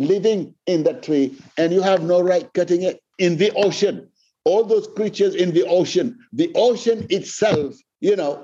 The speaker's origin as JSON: {"language": "English", "country": "Senegal", "said": "I come from Senegal, Africa"}